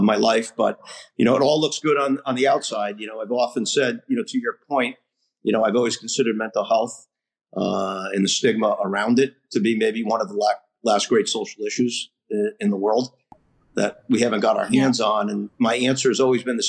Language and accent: English; Rhode Island, United States; also born or lived in Ohio; I grew up here in Rhode Island